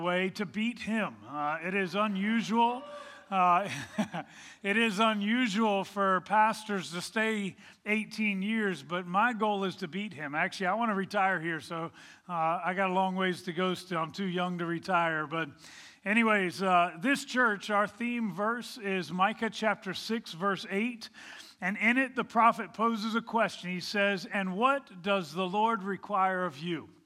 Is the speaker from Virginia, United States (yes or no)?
yes; Virginia, United States; moved away; I grew up in Virginia